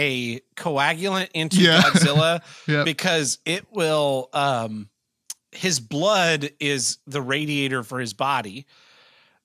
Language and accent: English; United States; as an American